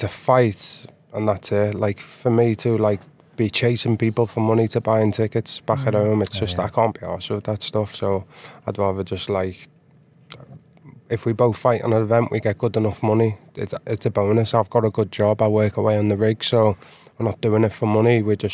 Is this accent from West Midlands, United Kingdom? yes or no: no; near Liverpool, North West England, United Kingdom; moved away as an adult; now in Stockholm, Sweden; Right now, I tone down my accent, so I'm from, like, a place near Liverpool. When I speak to my friends normally, you wouldn't understand a word I'm saying